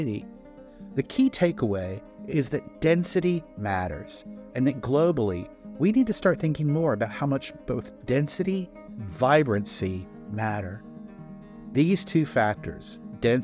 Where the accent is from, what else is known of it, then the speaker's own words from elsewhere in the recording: United States; moved away as an adult; also born or lived in Knoxville, Tennessee; now in Barcelona, Spain; As an American who has boldly, or perhaps foolishly, staked a claim a mere hop, skip, and an awkward stumble from La Rambla